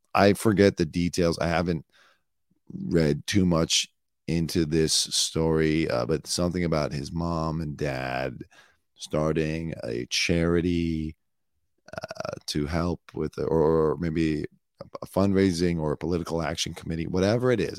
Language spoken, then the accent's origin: English; United States; as an American